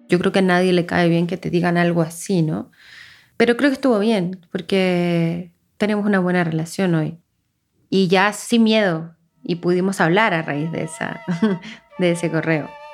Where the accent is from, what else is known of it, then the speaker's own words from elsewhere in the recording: Viña del Mar, Valparaíso, Chile; moved away as an adult; now in Mexico; Nací en Viña del Mar